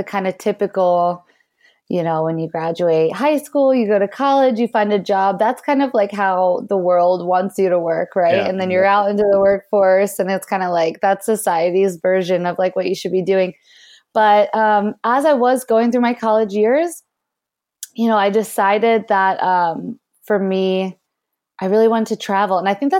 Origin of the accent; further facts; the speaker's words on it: Pennsylvania, United States; I was born just outside of Philadelphia, and it was definitely a good childhood, pretty normal situation growing up, I would say.